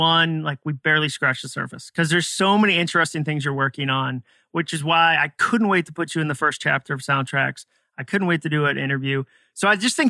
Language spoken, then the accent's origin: English; Massachusetts, United States; moved away; also born or lived in Arlington, Massachusetts; I grew up in Massachusetts